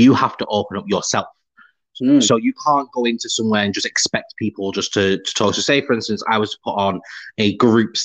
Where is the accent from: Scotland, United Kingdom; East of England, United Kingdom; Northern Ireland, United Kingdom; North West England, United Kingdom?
North West England, United Kingdom; Preston; I'm from Preston. Where's that? Oh, it's near Manchester